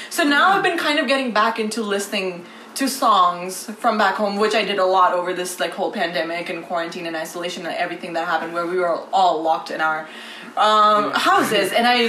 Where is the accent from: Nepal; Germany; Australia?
Nepal; first language Nepali; moved away as an adult; now in Ithaca, United States